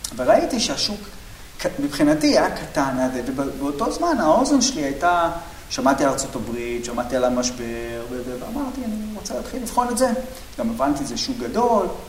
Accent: Bat Yam, Tel Aviv District, Israel; אני גדלתי בבת ים

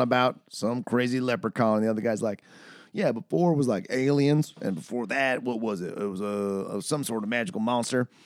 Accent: Manitoba, Canada; I'm from, I'm from Manitoba.

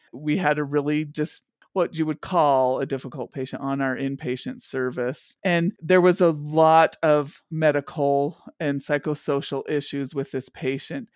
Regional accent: Intermountain West, United States; also born or lived in East Coast; we're the intermountain on West, and I grew up mostly in this area

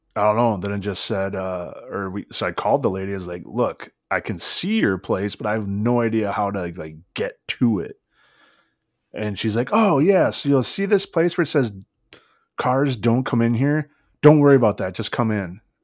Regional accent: United States; I'm from America

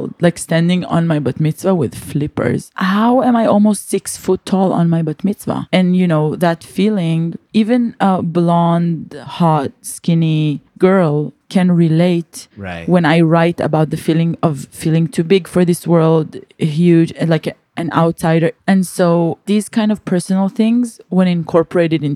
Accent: Israel; English is a second language

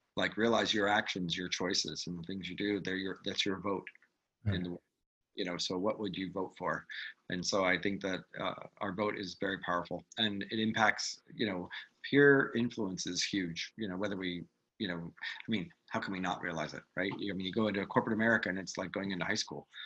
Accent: New York, United States; a New Yorker

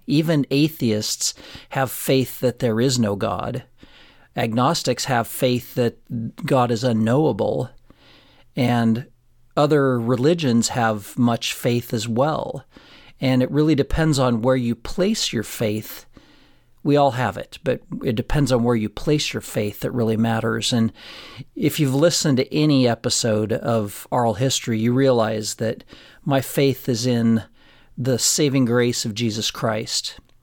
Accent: Florence, Colorado, United States; Florence, my hometown that I grew up

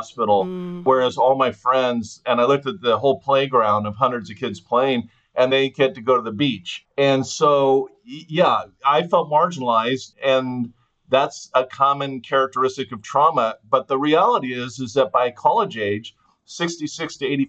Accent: Fullerton, California, United States; I grew up in Southern California

